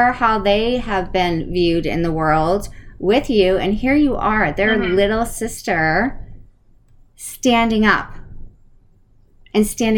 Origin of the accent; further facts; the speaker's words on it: Connecticut, United States; moved away; I grew up in Connecticut, so it's super cold